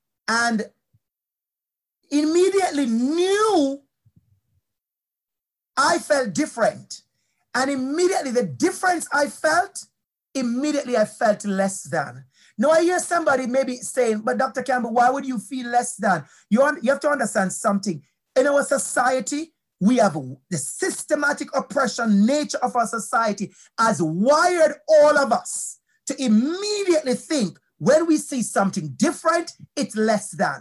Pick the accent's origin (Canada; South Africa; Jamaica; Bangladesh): Jamaica; accent: Jamaican; moved away as an adult; My accent is strong, beautiful Jamaican accent